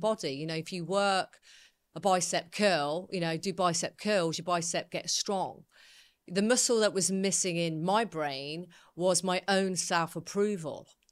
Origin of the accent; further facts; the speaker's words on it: Coventry, West Midlands, United Kingdom; I was brought up in Coventry